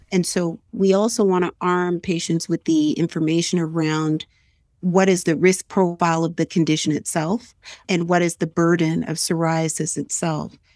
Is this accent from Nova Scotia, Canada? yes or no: yes; Nova Scotia, Canada; I'm originally from Nova Scotia